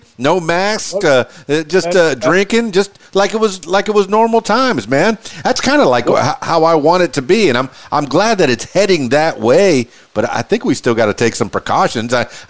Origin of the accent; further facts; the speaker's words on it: Miami, Florida, United States; I'm from Miami myself, so I've chewed some of that dirt.